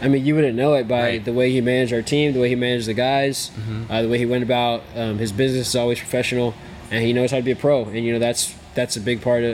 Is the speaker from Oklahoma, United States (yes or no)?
no; New York, United States; I grew up in New York.